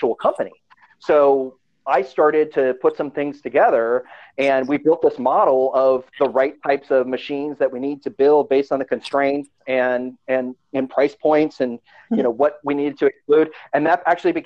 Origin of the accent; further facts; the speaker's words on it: Hilton Head Island, South Carolina, United States; also born or lived in Chicago; I grew up in Hilton Head Island